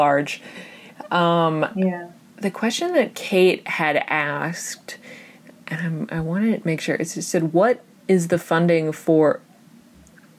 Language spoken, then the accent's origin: English; United States; growing up in America